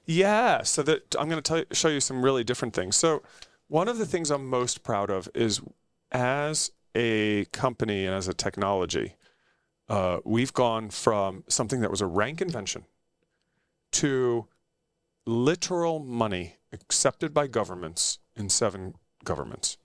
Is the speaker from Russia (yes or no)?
no; United States; also born or lived in United Kingdom; I'm American